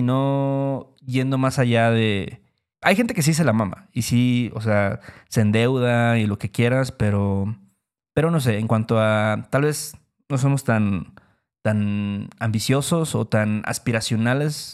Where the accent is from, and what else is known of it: Mexico